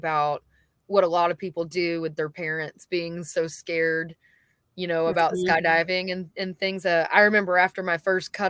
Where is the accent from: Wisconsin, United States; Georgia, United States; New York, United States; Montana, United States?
Georgia, United States; Warner Robins; moved away as an adult; also born or lived in Nashville, Tennessee; now in Georgia, United States; I was born and raised in Warner Robins. I moved to Nashville, Tennessee when I was 21